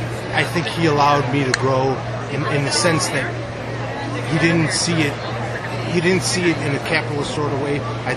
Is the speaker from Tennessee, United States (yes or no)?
no; Chicago, Illinois, United States; I'm 38 years old. I'm from Chicago, Illinois.